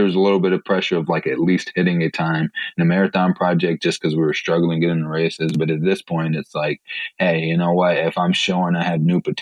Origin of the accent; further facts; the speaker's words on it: Three Rivers, Michigan, United States; also born or lived in Chicago Heights, Illinois; I grew up in Three Rivers, Michigan. I was born in Chicago Heights